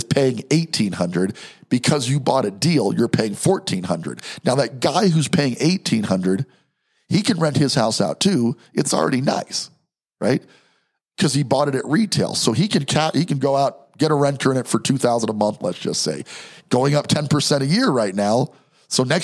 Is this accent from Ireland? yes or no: no; New York, United States; moved away; also born or lived in Denver; I'm from New York